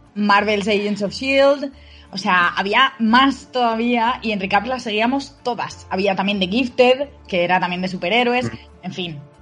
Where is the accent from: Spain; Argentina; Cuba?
Spain; como españoles